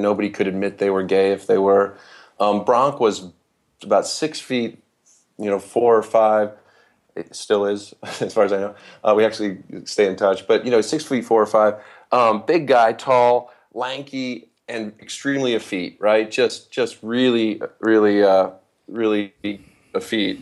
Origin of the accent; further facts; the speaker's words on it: Holland, Michigan, United States; I was raised in West Michigan